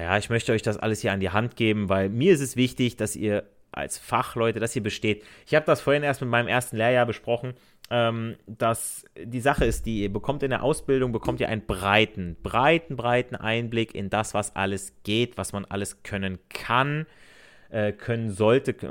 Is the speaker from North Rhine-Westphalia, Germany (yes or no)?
no; Hesse, Germany; accent: Hessisch; Ich rede ja auch im Akzent mit meinem Hessisch